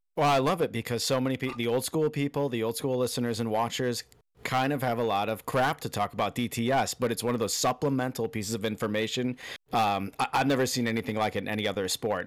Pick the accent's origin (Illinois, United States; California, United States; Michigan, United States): Illinois, United States; outside of Chicago; now in Key Largo, United States; originally from outside of Chicago